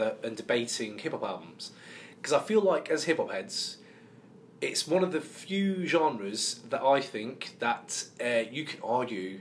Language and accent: English; Yorkshire and the Humber, United Kingdom; I grew up in like an ex-pit village in Yorkshire